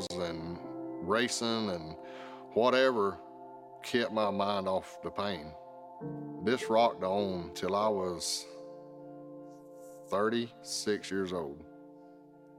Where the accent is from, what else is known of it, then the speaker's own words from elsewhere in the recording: South Georgia, United States; Growing up in South Georgia